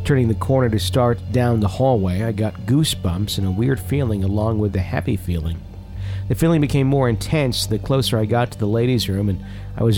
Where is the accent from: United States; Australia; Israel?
United States; Fond du Lac, Wisconsin; moved away; back in my hometown in Fond du Lac